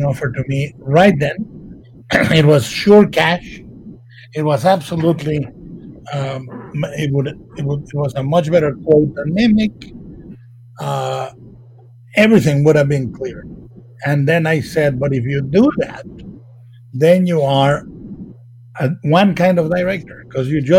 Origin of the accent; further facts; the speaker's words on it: Mexico; moved away as an adult; I was raised in Mexico